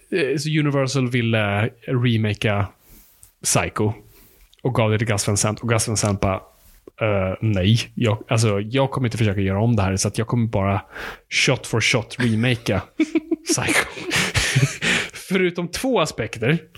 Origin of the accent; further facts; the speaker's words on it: Finland; jag är finsk.